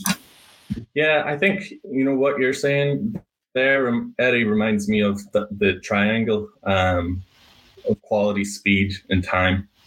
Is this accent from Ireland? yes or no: yes; Ireland; moved away as an adult; now in Boston, United States; Moved to Ireland at age five